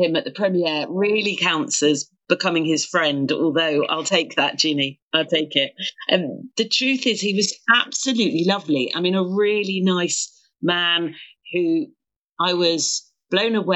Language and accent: English; Croydon, London, United Kingdom; accent: broad South London; I grew up in Croydon